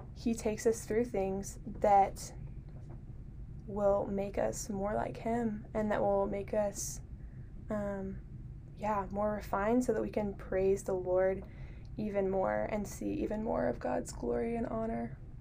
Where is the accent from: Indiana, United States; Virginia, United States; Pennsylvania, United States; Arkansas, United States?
Virginia, United States; Harrisonburg; I'm from Harrisonburg